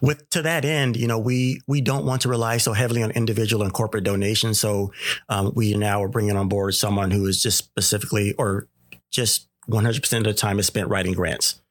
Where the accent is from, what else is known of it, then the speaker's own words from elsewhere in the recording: Sacramento, California, United States; I grew up in the, uh, Sacramento area, born and raised in the Oak Park area